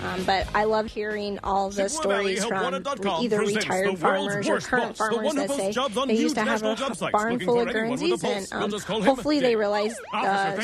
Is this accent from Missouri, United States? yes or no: yes; Southern Missouri, United States; moved away as an adult; now in Cumberland, Wisconsin, United States; I grew up on a Holstein Jersey farm in Missouri